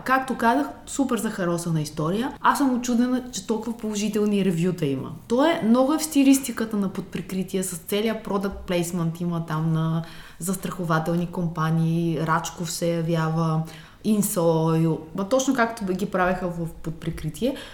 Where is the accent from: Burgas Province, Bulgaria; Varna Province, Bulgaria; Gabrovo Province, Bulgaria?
Varna Province, Bulgaria; Varna; моя роден град Варна